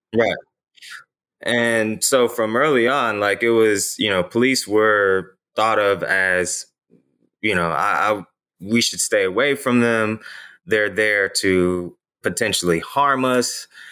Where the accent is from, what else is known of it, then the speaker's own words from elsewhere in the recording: Ferguson, Missouri, United States; I'm from the Ferguson, Missouri area. And, uh, you know, growing up in that particular area